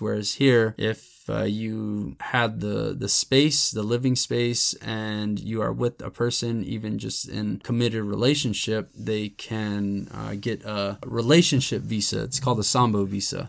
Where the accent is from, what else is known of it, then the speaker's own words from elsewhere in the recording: United States; growing up, I always just considered myself Mexican-American or Chicano.